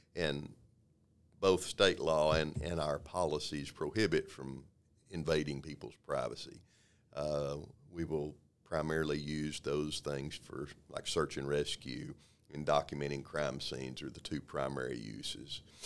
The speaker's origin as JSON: {"language": "English", "town": "Waco", "region": "Texas", "country": "United States", "tie": "born or raised there", "said": "I was born and raised here in Waco, born and raised in South Waco"}